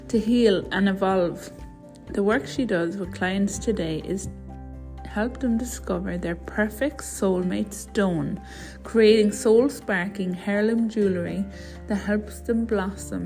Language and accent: English; Ireland; I'm a postpartum doula, a mother, and I'm Irish.